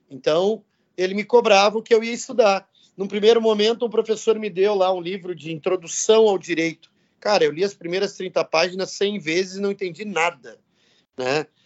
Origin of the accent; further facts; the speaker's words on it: São Francisco de Paula, Rio Grande do Sul, Brazil; also born or lived in São Paulo / São José dos Campos; Eu saí de São Francisco de Paulo, vim para São Paulo, para São José dos Campos e depois São Paulo de novo